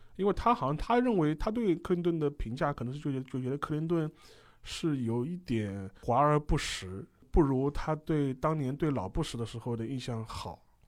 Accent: China; 我们中国人

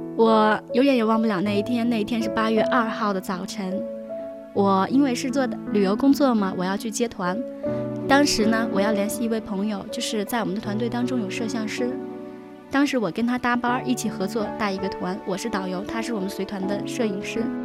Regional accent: Taiyuan, Shanxi, China; moved away as an adult; also born or lived in Zhangjiajie; 我就离开了我的家乡。我是土生土长的太原人。当时我离开了家乡之后，就怀着一个年轻的心去找自己的理想。我去了南方

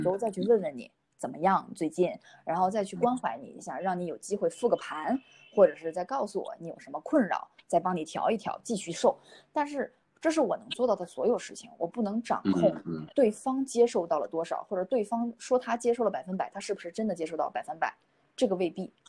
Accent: China; 我们中国人是比较含蓄的

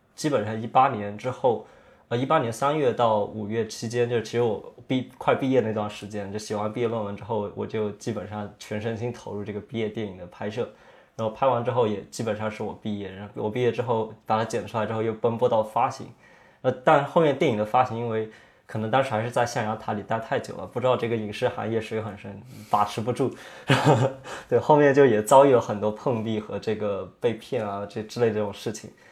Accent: Yunnan, China; moved away as an adult; also born or lived in United States; 我是出生在云南那边，就是一个，呃，五线城市，五线小城。然后我们那边其实没有太多这种艺术的这种氛围

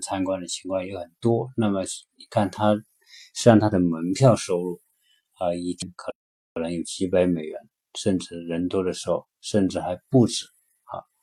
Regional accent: China; 我们是从中国来的

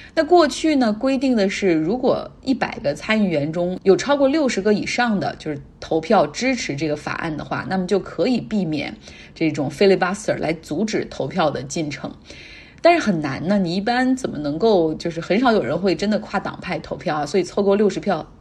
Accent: Heilongjiang, China; moved away; 我老家黑龙江

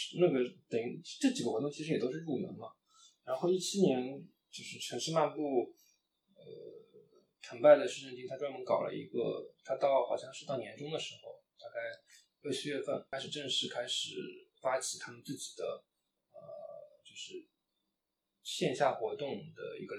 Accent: Shanghai, China; 我是上海人，

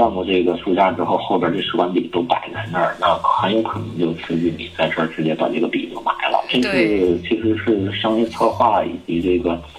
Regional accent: China; 我们中国人比较聪明，

